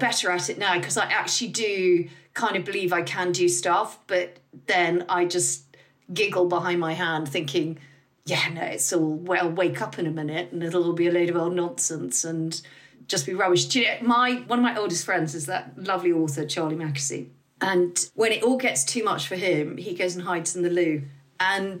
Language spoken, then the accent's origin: English; United Kingdom; we're British